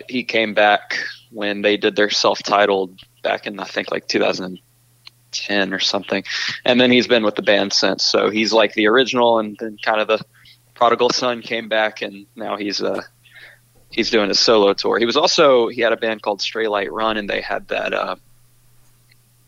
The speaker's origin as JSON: {"language": "English", "town": "Charlotte", "region": "North Carolina", "country": "United States", "said": "we're from Charlotte"}